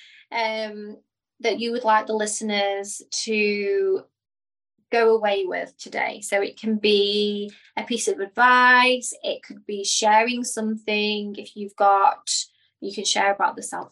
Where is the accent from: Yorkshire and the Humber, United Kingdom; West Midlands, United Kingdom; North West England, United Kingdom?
West Midlands, United Kingdom; Stoke-on-Trent; now in Dubai, United Arab Emirates; in Stoke-on-Trent, my hometown